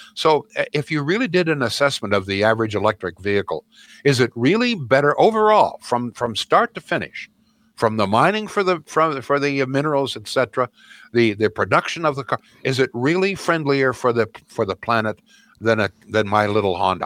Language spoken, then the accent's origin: English; Brantford, Ontario, Canada; growing up in Brantford, Ontario